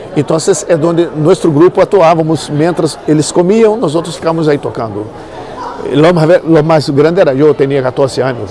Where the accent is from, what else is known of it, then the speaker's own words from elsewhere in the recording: Niterói, Rio de Janeiro, Brazil; Spanish is a second language; moved away as an adult; now in Spain; yo soy de Brasil. De Brasil. Sí, de río de Janeiro. Niterói es una ciudad que está al lado de Rio. y ahí donde he estado todo el la mitad de mi vida